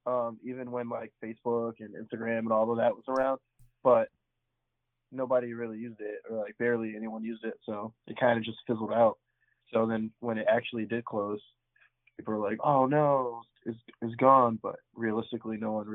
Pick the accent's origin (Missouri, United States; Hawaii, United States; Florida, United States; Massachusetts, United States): Massachusetts, United States; Springfield; I'm from Western Mass, Springfield, Mass, which is about an hour and a half west of Boston.